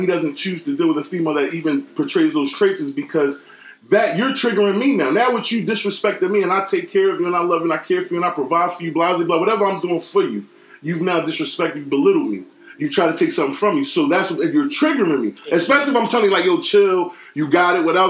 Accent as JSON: {"language": "English", "region": "California", "country": "United States", "tie": "born there", "said": "Southern part of California. I was born in Southern California."}